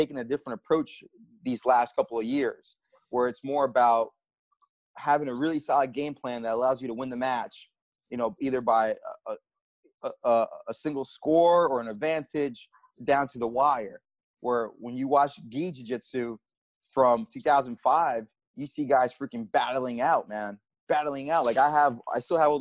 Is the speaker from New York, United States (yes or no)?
yes; New York City, New York, United States; I grew up in the Bronx